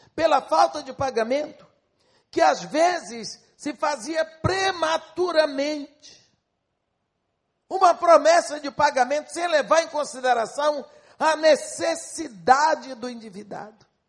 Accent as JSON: {"language": "Portuguese", "country": "Brazil", "said": "eu sou brasileira"}